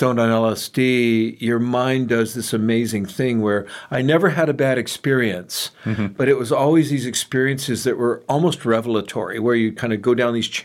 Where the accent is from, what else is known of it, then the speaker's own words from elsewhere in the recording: San Francisco, California, United States; I was raised in San Francisco by hippie parents.